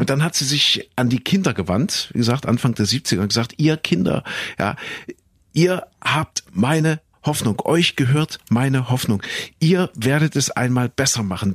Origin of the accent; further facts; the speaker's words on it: East Germany, Germany; Ich bin ja äh, im Osten aufgewachsen